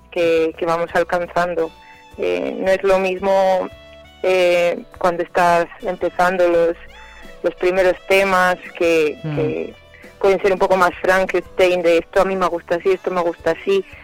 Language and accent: Spanish; Zamora, Castile and León, Spain; yo soy de Zamora